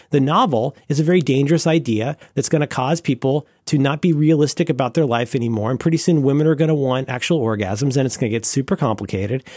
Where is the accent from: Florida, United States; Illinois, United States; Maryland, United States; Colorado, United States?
Florida, United States; growing up in Florida